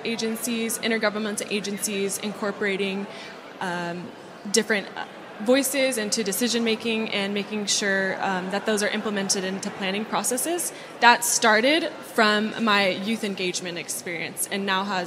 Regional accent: Oregon, United States; I'm from Oregon, which is actually a very rainy place

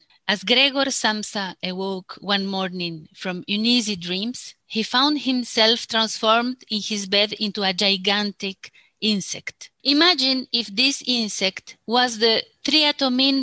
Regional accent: Bolivia; also born or lived in La Paz, Bolivia / Charagua, Bolivia; When I was 12, I moved from La Paz to Charagua, a small town in the southern part of Bolivia

